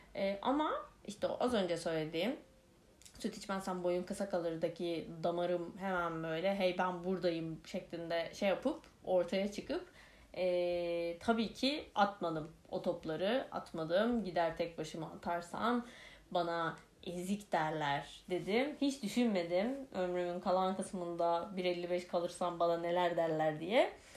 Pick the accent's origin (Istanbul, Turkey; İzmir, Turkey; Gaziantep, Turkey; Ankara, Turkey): Ankara, Turkey; also born or lived in Kırıkkale; Ankara'ya e, taşındık ve Ankara'da da işte PTT lojmanları diye bir şeyde oturuyoruz